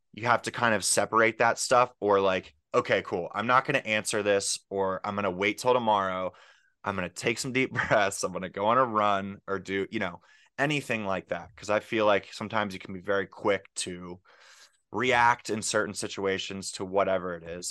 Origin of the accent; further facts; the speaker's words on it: Pittsburgh, Pennsylvania, United States; moved away as an adult; also born or lived in Philadelphia; I came from Pittsburgh, and so I'm actually back in Pittsburgh now